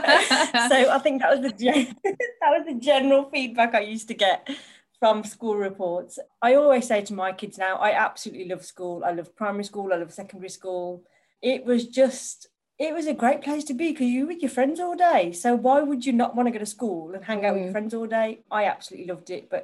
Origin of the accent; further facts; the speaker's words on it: Birmingham, West Midlands, United Kingdom; I grew up in Birmingham